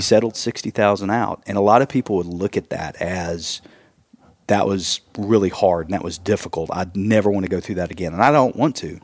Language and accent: English; East Tennessee, United States; also born or lived in Wisconsin; we are from East Tennessee